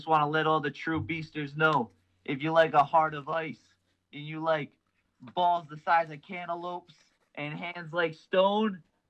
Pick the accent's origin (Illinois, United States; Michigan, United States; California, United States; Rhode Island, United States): Rhode Island, United States; Warwick; I'm a Warwick guy